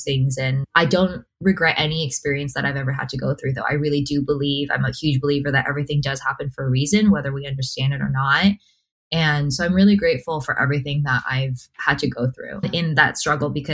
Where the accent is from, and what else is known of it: United States